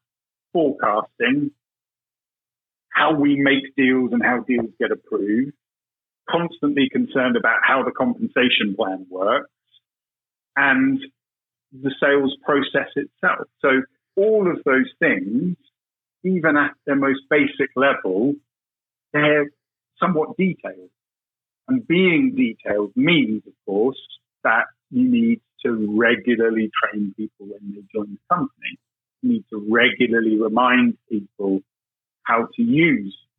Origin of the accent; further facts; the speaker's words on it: United Kingdom; accent: British; Being British, as you can probably tell by my accent